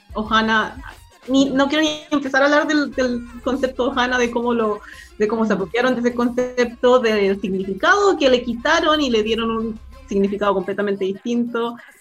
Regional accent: Chile; accent: Chilean; now in Hawaii, United States; Por eso es que hablo español y tengo el acento chileno. Y crecí en Chile con mi madre, ah, pero nací en Hawái.

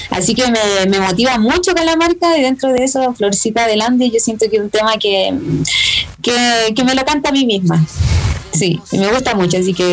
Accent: Aymara village in Chile, northern Chile, Chile; hasta mi pueblo está bien, bien escondido, dejar un pueblo aymara

